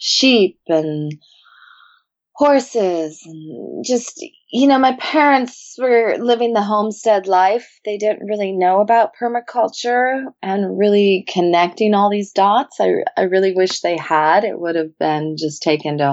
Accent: Santa Barbara, California, United States; Growing up in Santa Barbara and mostly up at Hollister Ranch

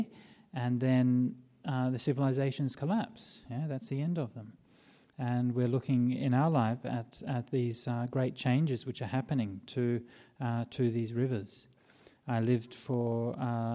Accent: Perth, Western Australia, Australia; when I was growing up in Perth

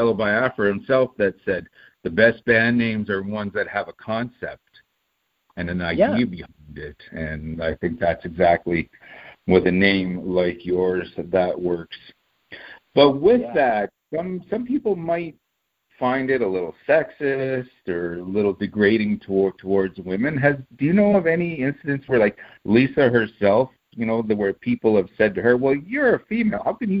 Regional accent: Seattle, Washington, United States; I've been asked this 800 times if I like …, you know, just because I'm from Seattle.

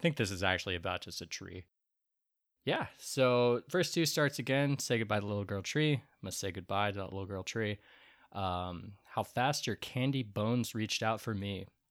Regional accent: Portland, United States; We're from Portland

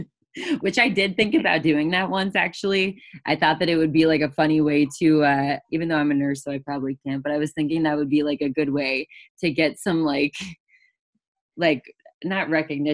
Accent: South Florida, United States; We are both from South Florida

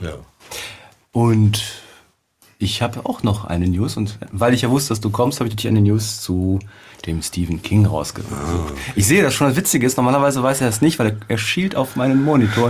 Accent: Cologne, North Rhine-Westphalia, Germany; bei uns in Köln

